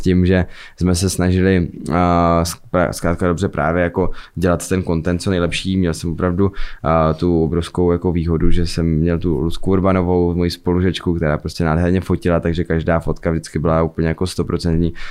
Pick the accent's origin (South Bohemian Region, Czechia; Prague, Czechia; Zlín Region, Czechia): Zlín Region, Czechia; Fryšták; já jsem vlastně ze Zlína, potažmo z Frištáku